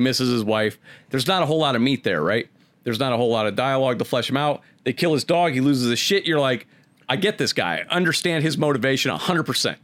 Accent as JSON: {"language": "English", "town": "Akron", "region": "Ohio", "country": "United States", "tie": "born or raised there", "said": "Growing up in Akron"}